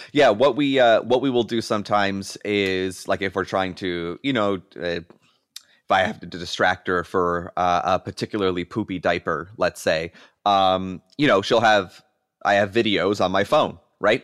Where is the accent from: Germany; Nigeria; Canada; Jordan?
Canada; moved away as an adult; now in Erie County, United States; myself being Canadian but living across the border here in uh, in Erie County, uh, Western New York